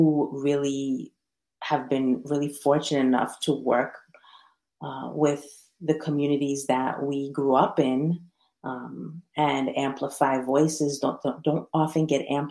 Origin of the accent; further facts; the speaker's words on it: New York, United States; moved away as an adult; also born or lived in Las Vegas; now in Massachusetts, United States; I was born and raised in New York